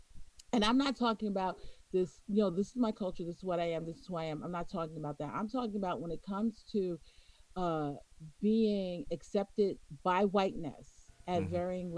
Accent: New York, United States; accent: New York; I'm a New Yorker.

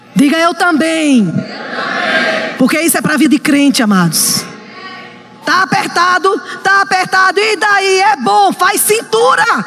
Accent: Northeast Region, Brazil; eu sou nordestina

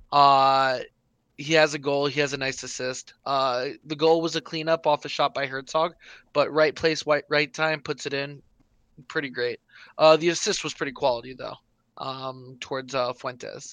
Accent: North Carolina, United States; moved away; Now it is my home state, the state I was born in.

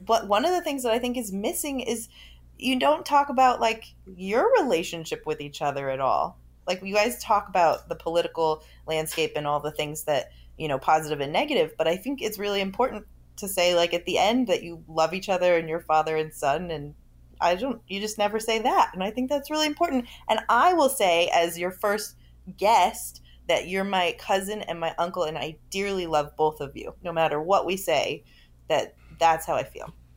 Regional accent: Los Angeles, California, United States; I grew up in Los Angeles

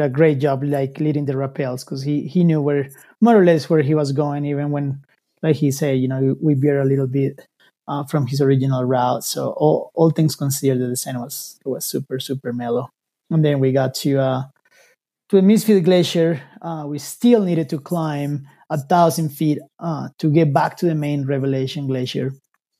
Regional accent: Colombia; moved away as an adult; now in United States; I'm from Colombia

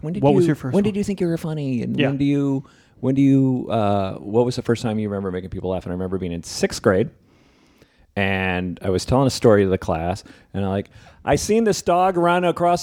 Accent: New Jersey, United States; I grew up in Jersey

